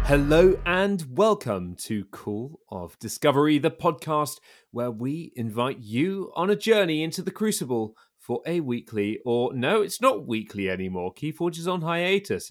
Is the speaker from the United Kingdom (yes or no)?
yes; United Kingdom; I'm British